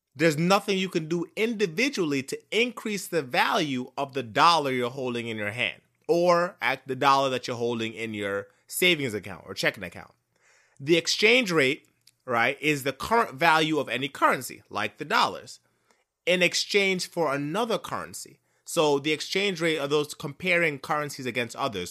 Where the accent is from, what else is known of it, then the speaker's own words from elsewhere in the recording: Jamaica; I am Jamaican